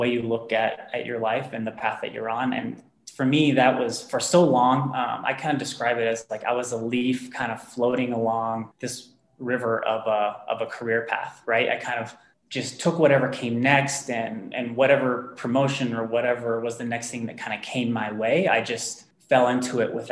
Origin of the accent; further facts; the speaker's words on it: near Dallas-Fort Worth, North Texas, United States; moved away as an adult; also born or lived in Tennessee / Southern California; now in Denver, United States; I was born and raised in Texas, in a rather small town near Dallas-Fort Worth area, so North Texas.